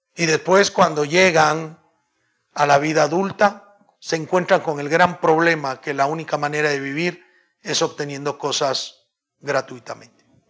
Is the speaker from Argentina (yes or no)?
no; Guatemala